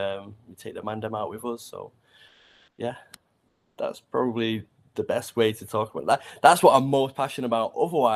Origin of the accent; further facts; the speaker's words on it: Manchester, North West England, United Kingdom; I grew up in Old Trafford, so from the Hens